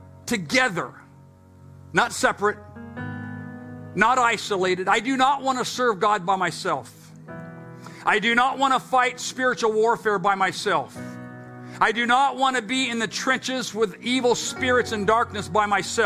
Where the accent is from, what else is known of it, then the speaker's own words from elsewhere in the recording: England, United Kingdom; accent: English; my English accent